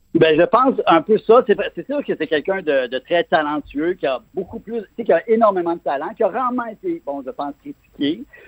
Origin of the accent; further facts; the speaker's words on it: Quebec, Canada; en tant que Québécois